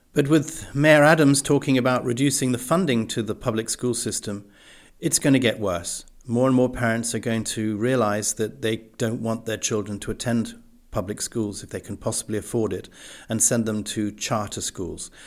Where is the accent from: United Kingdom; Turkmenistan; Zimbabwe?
United Kingdom; England; moved away; growing up in the English public school system